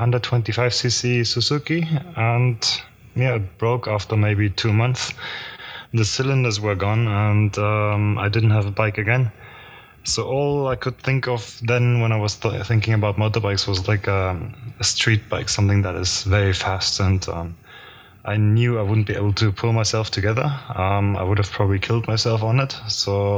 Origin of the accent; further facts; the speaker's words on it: Germany; moved away as an adult; now in Dubai, United Arab Emirates; I'm from Germany.